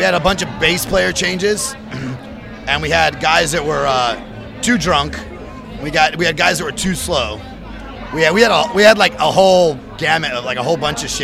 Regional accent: Santa Rosa, California, United States; We're from the top of California

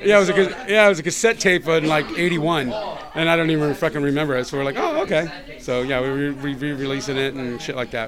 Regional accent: San Diego, California, United States; moved away as an adult; now in Los Angeles, United States; I'm still San Diegan, but I, I live here now.

